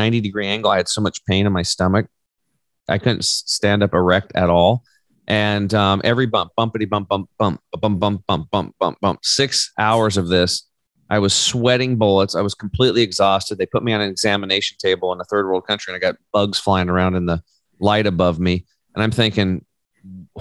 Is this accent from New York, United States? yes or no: no; La Grande, Oregon, United States; I grew up over in Eastern Oregon on a cattle and hay farm